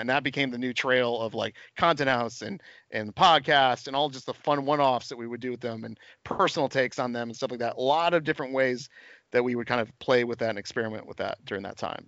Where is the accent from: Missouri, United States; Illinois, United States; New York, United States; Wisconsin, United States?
New York, United States; I'm like a New Yorker guy